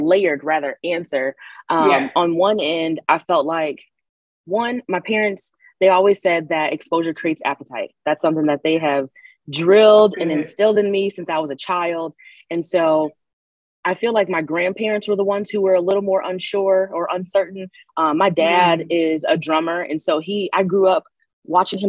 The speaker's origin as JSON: {"language": "English", "town": "Lansing", "region": "Michigan", "country": "United States", "tie": "born or raised there", "said": "I'm in Lansing, Michigan is where that's my hometown"}